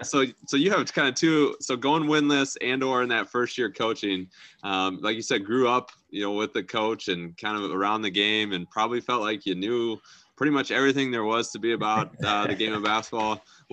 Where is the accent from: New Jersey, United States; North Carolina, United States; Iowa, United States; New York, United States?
Iowa, United States; Algona; I'm from Algona originally